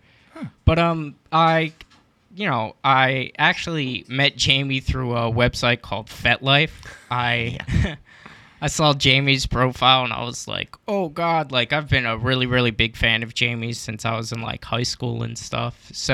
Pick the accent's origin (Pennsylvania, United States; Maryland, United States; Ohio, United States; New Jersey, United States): Pennsylvania, United States; Well, originally I'm from a small suburb outside of Philadelphia, but I've been living in Philadelphia since I was like 18.